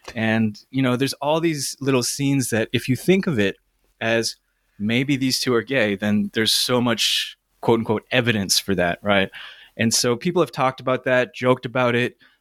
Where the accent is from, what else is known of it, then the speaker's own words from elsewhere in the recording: Toronto, Ontario, Canada; I grew up in Toronto